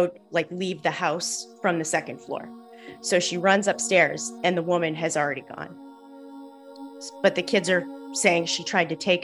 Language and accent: English; Salem, Massachusetts, United States; moved away; I'm from Salem, Massachusetts